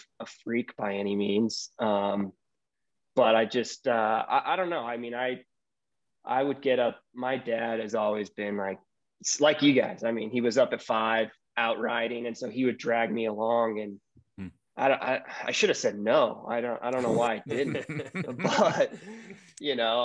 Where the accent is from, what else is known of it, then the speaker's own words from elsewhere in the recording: Salt Lake City, Utah, United States; also born or lived in Seattle, Washington / Holladay, Utah / Europe; moved to Salt Lake when I was young, graduated from Skyline. But Utah's been my home